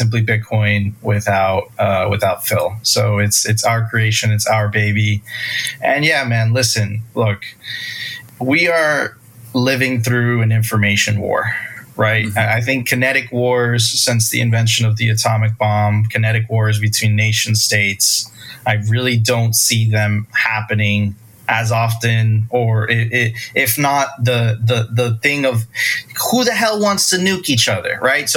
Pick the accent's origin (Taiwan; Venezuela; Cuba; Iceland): Venezuela; moved away; also born or lived in Miami Beach, Florida; I come from Venezuela